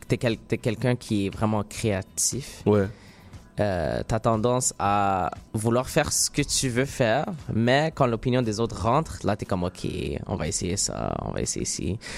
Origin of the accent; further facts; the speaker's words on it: Morocco; Puis moi, moi, comme je suis marocain